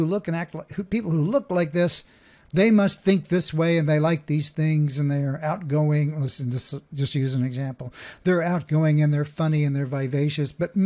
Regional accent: Oklahoma, United States; there's a thing called a Southern accent, and I grew up in Oklahoma. And so while that's not exactly a Southern one, it is definitely one, and it's one that I know pretty darn well, because I was there.

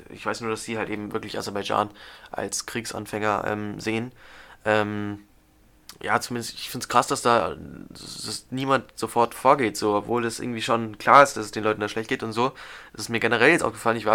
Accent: Germany; wir als Deutsche

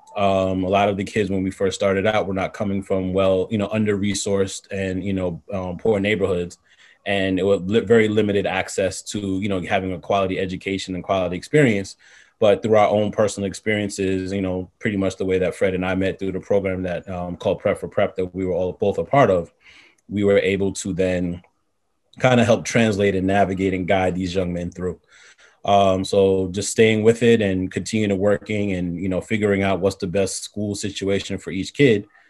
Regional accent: New York City, New York, United States; I'm born and raised in Far Rockaway, Queens

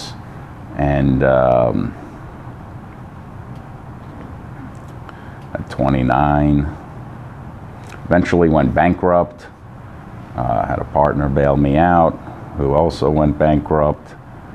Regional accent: Long Island, New York, United States; We moved to Long Island. I grew up in Long Island.

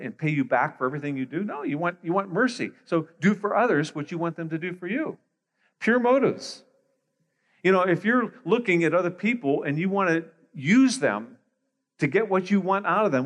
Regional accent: Pittsburgh, Pennsylvania, United States; moved away as an adult; now in Greater Toronto Area, Canada; I was born in Pittsburgh, Pennsylvania, so I'm an American.

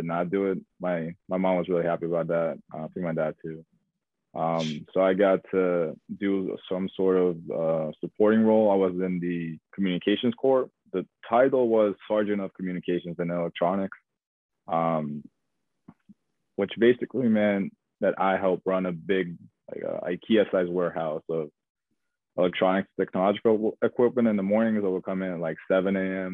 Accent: Tel Aviv, Tel Aviv District, Israel; moved away as an adult; now in Arlington, United States; I'm originally from Israel. I'm 24 years old. Came to the U.S. when I was 21

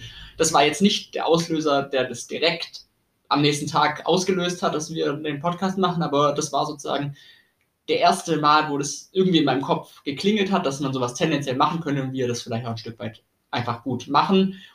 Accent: Tübingen, Baden-Württemberg, Germany; moved away as an adult; also born or lived in Bamberg; ich komme ursprünglich aus Tübingen, bin zum Studium nach Bamberg gegangen

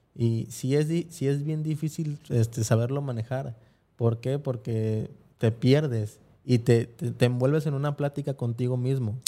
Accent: Mexico; fue la primera vez que yo salí de México

